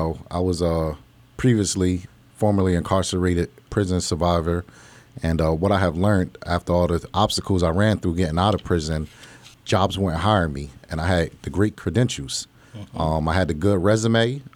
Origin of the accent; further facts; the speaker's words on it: Plainfield, New Jersey, United States; now in Allentown, United States; Pretty much, I'm from Plainfield, New Jersey, Linden, New Jersey. I moved to Allentown in 1996. And I've been out here ever since.